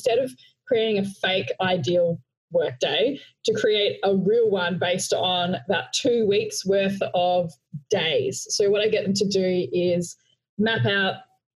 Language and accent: English; Australia; accent: Australian; also born or lived in Melbourne, Australia; I'm Australian with my Australian accent. So I'm calling in from Melbourne, Australia